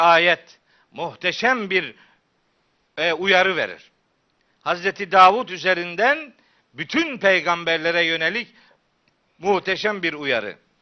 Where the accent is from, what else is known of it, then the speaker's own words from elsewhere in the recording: Çaykara, Trabzon, Turkey; moved away; also born or lived in Of; ben Çaykaralıyım